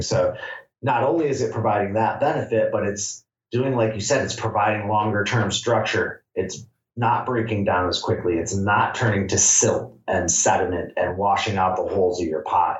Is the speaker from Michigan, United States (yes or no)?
yes; Michigan, United States; moved away as an adult; now in Humboldt, United States; I'm from Michigan originally